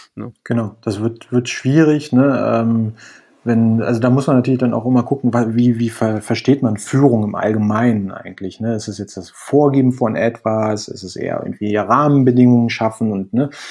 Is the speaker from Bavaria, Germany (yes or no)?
no; Berlin, Germany; moved away as an adult; now in Spain; ich komme ursprünglich aus Berlin, ähm, bin ähm, aber vor anderthalb Jahren nach Spanien gezogen